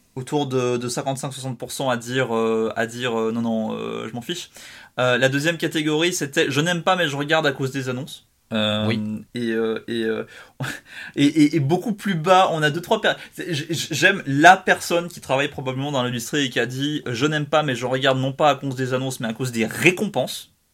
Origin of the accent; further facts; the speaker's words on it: Switzerland; je suis suisse